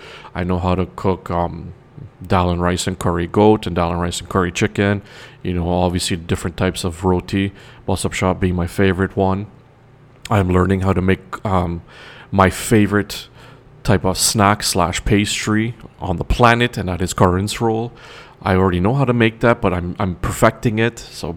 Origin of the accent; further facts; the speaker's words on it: Toronto, Ontario, Canada; I am from Toronto, Canada, being that I'm also Trinidadian. I am a Canadian Trinidadian, if you want to put it more accurately.